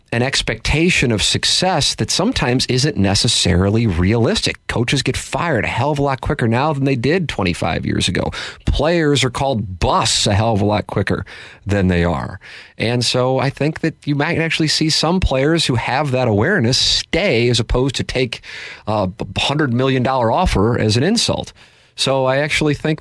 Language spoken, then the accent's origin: English; St. Louis, Missouri, United States; this fine city of mine, my hometown that I am proud